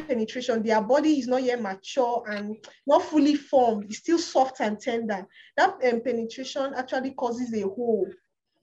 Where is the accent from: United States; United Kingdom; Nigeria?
Nigeria; Kaduna State; also born or lived in Kogi State; I'm not from Kaduna State, I'm from Kogi State. Yeah. I was born and brought up and still lives in Kaduna State